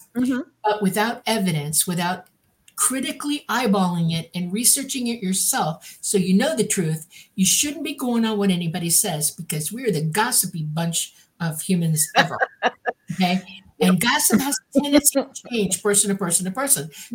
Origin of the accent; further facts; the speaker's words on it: Miami, Florida, United States; moved away; I'm from Miami